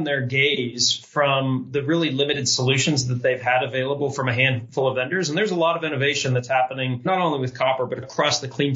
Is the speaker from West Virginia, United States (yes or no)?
yes; West Virginia, United States; now in Boulder, United States; I grew up in West Virginia